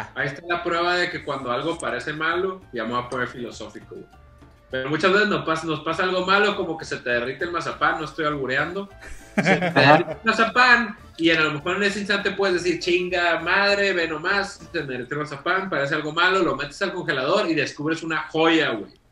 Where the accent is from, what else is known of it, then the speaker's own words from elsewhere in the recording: Los Mochis, Sinaloa, Mexico; moved away as an adult; also born or lived in Monterrey; yo crecí en Mochis